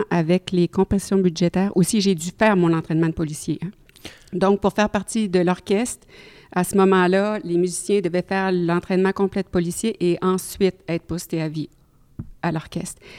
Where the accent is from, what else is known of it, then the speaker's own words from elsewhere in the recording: Quebec City, Quebec, Canada; first language French; moved away as an adult; also born or lived in Ottawa; now in Regina, Canada; jazz, flûtiste, flûtiste jazz, demeurant à Regina, en Saskatchewan et originaire de Québec.